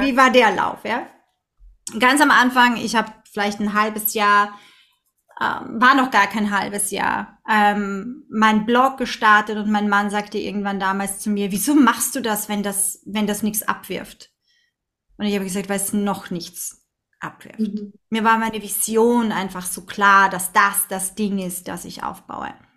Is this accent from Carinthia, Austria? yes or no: no; Vienna, Austria; now in Linz, Austria; obwohl ich ein Stadtkind bin, als, als Wienerin